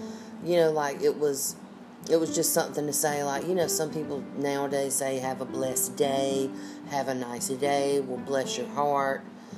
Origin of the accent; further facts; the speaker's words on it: North Carolina, United States; accent: Southern; I'm from North Carolina.